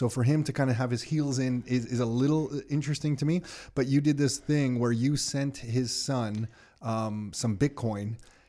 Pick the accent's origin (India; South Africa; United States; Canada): Canada; Montreal, Quebec; being growing up in Montreal and living here